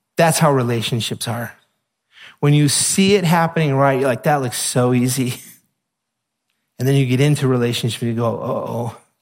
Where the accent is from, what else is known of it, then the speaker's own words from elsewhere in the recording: United States; we're American